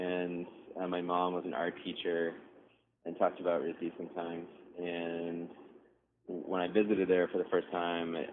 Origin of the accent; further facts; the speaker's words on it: Toronto, Ontario, Canada; moved away as an adult; also born or lived in Providence / Brooklyn; I grew up in Toronto.